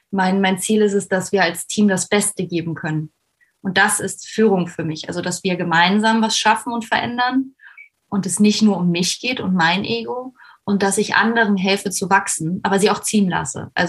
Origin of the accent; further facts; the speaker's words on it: Koblenz, Rhineland-Palatinate, Germany; ich bin 31, ich komme aus Koblenz